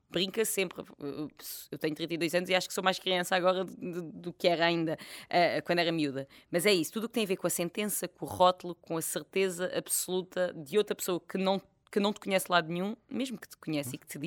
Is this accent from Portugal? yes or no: no; France; born there; Nasci em França, mas sabes que isto na altura não me ajudou nada.